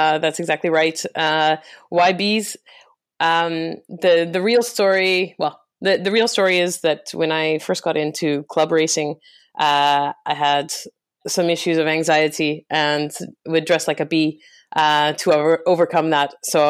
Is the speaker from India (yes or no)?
no; Calgary, Alberta, Canada; now in London, United Kingdom; Born and raised in Calgary, Canada. But I've lived in London for the last 6 years.